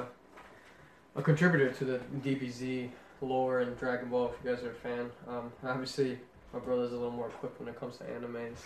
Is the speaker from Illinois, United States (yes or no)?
yes; Chicago, Illinois, United States; we're from Chicago